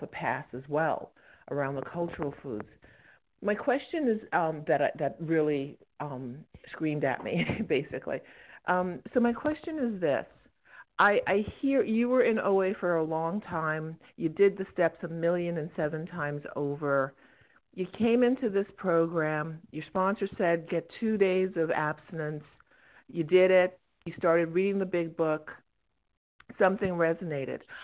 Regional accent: Jamaica; I'm Jamaican, and so I have my cultural foods

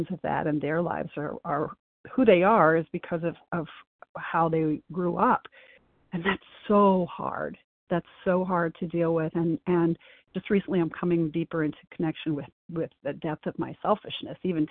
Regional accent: Midwest, United States; now in North Carolina, United States; I grew up in the Midwest

